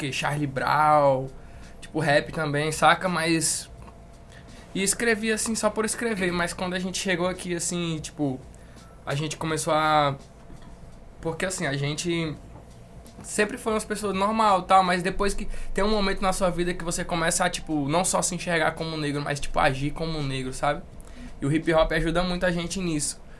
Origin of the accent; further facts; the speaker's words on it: Brasília, Federal District, Brazil; born there; also born or lived in Manaus; Basicamente, eu nasci em Brasília. E aí a gente morou em Manaus, depois veio pra cá.